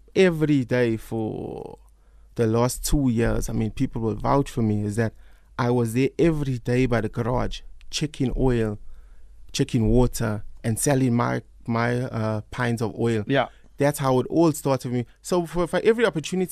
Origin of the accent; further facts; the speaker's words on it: South Africa; growing up in Newlands, I mean, I had a fantastic time there